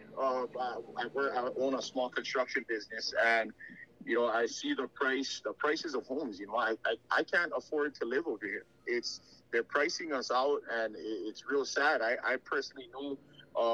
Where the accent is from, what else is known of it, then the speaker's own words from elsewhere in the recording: Maui, Hawaii, United States; born and raised on Maui